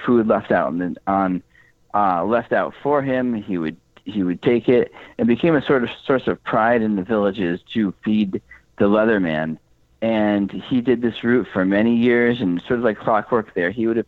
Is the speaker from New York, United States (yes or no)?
no; Connecticut, United States; moved away as an adult; now in Massachusetts, United States; I was born and raised in Connecticut. I do live in Massachusetts currently.